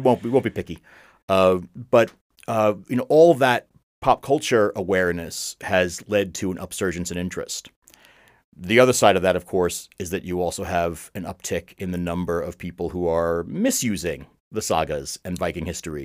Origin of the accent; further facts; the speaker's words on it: United States; I'm an American